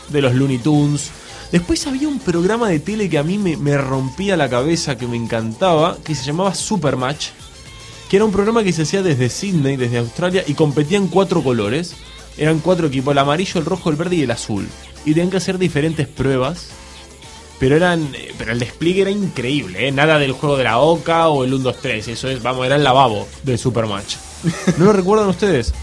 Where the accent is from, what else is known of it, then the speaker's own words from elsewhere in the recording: Argentina; moved away; soy argentino